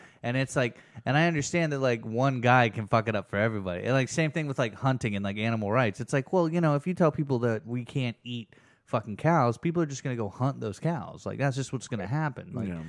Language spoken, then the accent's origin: English; Oklahoma, United States; about growing up in Oklahoma is that it's like you have this weird thing